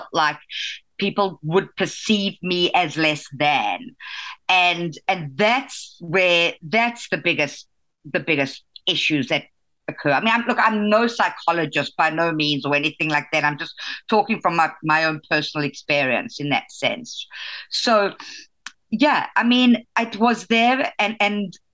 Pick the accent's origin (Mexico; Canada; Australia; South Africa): South Africa; moved away as an adult; growing up in South Africa. I grew up in a very chauvinistic community and society